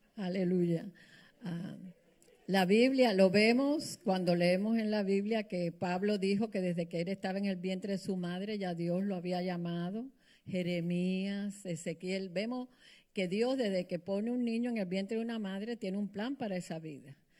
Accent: Cuba; now in United States; en Cuba, hay que entender en la cultura que yo crecí

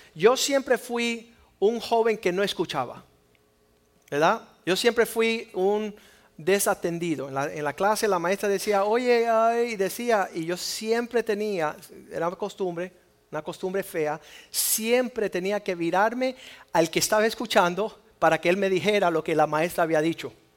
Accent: Cuba; soy cubano

